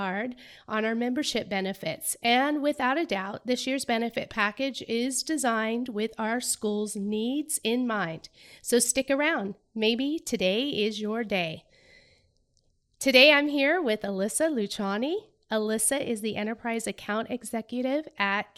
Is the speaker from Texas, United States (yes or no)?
no; Sacramento, California, United States; moved away as an adult; now in Wisconsin, United States; I'm from California as well. I'm from Sacramento. So I've been in Wisconsin about 3 months.